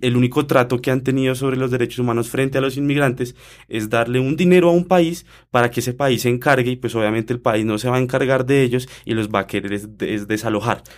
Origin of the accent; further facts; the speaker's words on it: Colombia; nosotros como colombianos